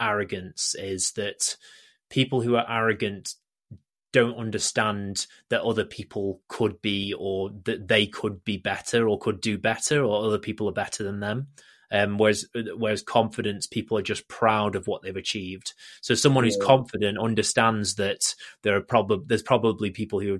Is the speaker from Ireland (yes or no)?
no; England, United Kingdom; we're both English